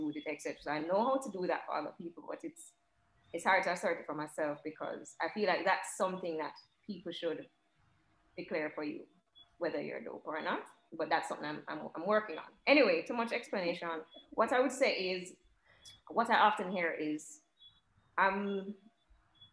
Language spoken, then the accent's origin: English; Jamaica; even growing up in Jamaica, not a lot of people that directly look like me